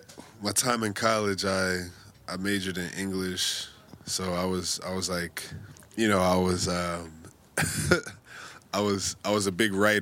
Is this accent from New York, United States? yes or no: yes; New York City, New York, United States; also born or lived in Bushwick, Brooklyn; I'm from the Lower East Side.